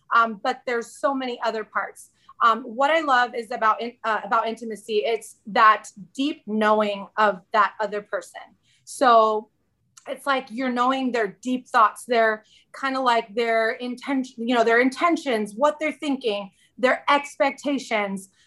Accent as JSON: {"language": "English", "region": "Southern California", "country": "United States", "tie": "born or raised there", "also_born_or_lived": "central Arizona", "moved": "as an adult", "lives_now": "Arizona, United States", "said": "we moved from Southern California, uh, the place where I was born and raised, and knew every nook and cranny of my city, to central Arizona"}